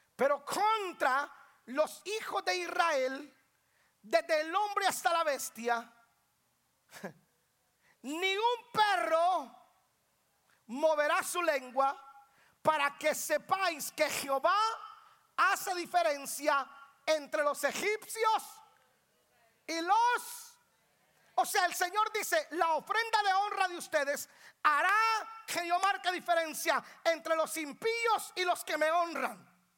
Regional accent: Guatemala; also born or lived in Georgia, United States; now in Atlanta, United States; Yo no pienso como guatemalteco, soy guatemalteco, tengo la cara de guatemalteco

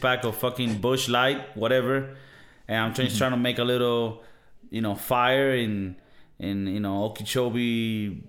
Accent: Venezuela; now in Spain; I come from Venezuela.

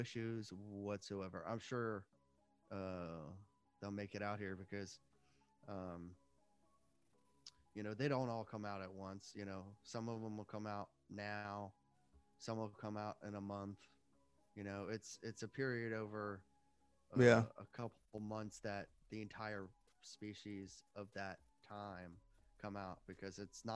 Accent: DC, Maryland, United States; also born or lived in Northern Virginia / Washington, D.C.; I'm from the DC, Virginia area, the DMV area. I grew up and was raised here

